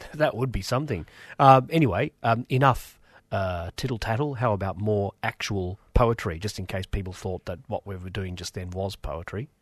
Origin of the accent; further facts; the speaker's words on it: Australia; English is a second language; I was born in Australia